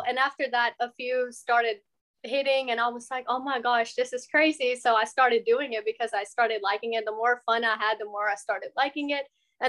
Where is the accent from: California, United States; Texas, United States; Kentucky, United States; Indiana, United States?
Texas, United States; Beaumont; now in Houston, United States; I'm originally from Beaumont, but we recently moved to Houston too. So I'm like back and forth.